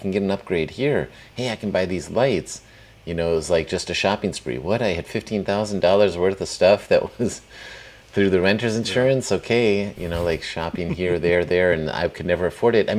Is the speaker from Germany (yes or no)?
yes; Plauen, Saxony, Germany; my hometown in Plauen, Germany, which is kind of right for anybody on the map, like between Munich and Berlin, former East Germany